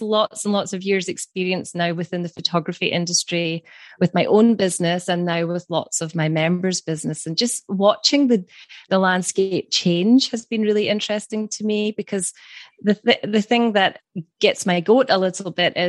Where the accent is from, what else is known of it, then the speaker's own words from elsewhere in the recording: Scotland, United Kingdom; from Scotland